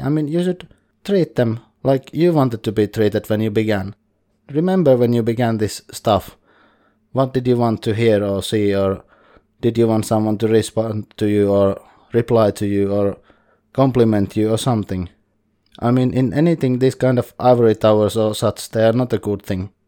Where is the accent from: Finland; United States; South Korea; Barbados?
Finland; English is a second language; I'm from Finland and I can do some coverage in Finnish